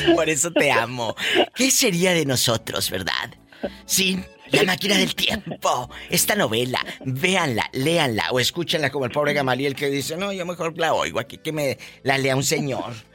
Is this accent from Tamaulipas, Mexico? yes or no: yes; Matamoros, Tamaulipas, Mexico; moved away; ahí en Matamoros, Tamaulipas, mi tierra